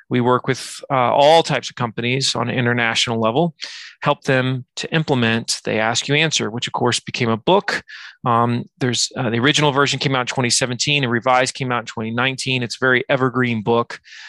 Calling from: Virginia, United States; From Virginia, the edge of the United States, I guess.

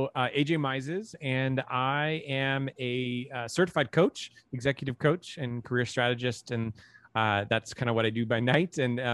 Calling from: San Francisco, California, United States; We're in San Francisco in the Bay Area.

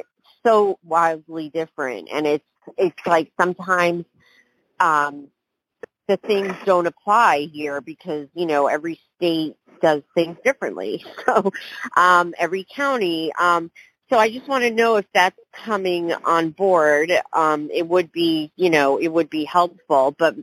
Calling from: New York, United States; Okay, hey, Chad, I'm calling from New York here.

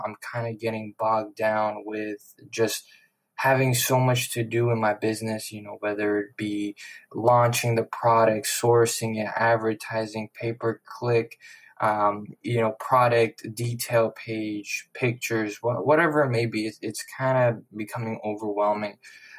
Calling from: West Palm Beach, Florida, United States; I'm shouting out from West Palm Beach, Florida.

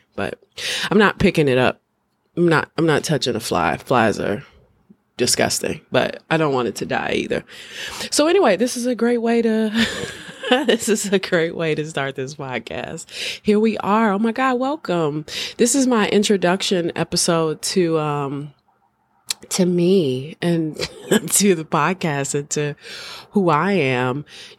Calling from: Chicago, Illinois, United States; I'm speaking from Chicago, one of the greatest cities on the planet.

